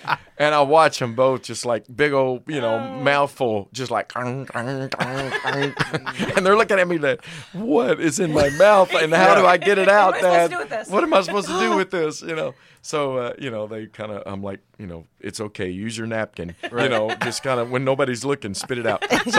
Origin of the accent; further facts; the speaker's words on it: China; born there; Like, I should still speak Chinese because I was born in China.